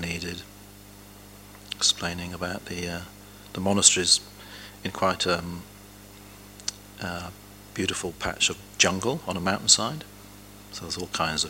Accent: England, United Kingdom; Growing up in England

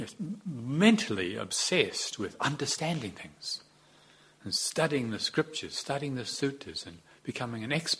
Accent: New Zealand; Although we came from the English, a lot of us, we're not really like the English. We've got different ways of talking

